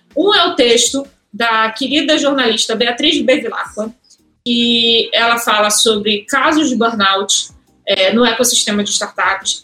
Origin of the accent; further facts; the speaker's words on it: Rio de Janeiro, Brazil; Sou do Rio, como vocês perceberam meu sotaque.